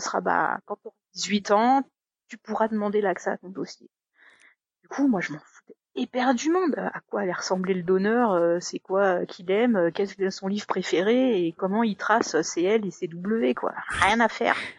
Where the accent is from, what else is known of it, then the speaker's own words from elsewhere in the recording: Haute-Savoie, Auvergne-Rhône-Alpes, France; moved away as an adult; also born or lived in Paris; je suis originaire de Haute-Savoie, mais j'ai fait mes études à Paris et ensuite j'ai trouvé un job à Paris